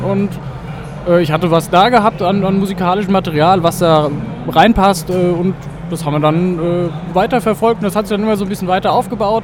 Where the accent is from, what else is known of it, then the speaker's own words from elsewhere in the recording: Wetzlar, Hesse, Germany; Wir kommen aus Wetzlar in Mittelhessen